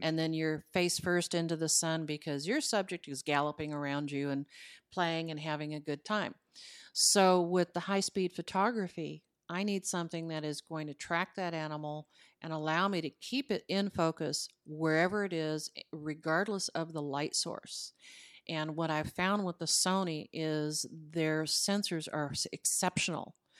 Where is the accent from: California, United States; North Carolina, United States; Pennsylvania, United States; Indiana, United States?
California, United States; Los Angeles; moved away as an adult; now in Parker County, Texas, United States; I was reared in Hollywood, Col-, California.